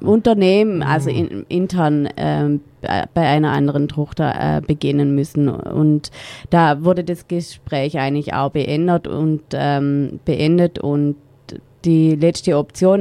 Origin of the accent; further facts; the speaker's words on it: Rottweil, Baden-Württemberg, Germany; moved away as an adult; wieder zurück in meine Heimatstadt zu gehen, damit meine Eltern uns unterstützen können